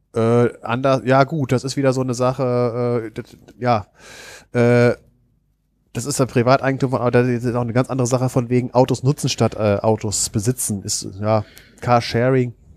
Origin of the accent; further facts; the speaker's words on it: Germany; ich empfinde es als Deutscher